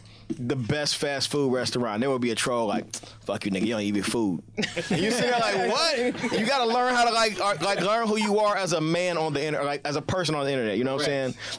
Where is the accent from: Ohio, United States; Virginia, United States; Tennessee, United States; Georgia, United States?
Ohio, United States; Cincinnati; I'm from Cincinnati, Ohio.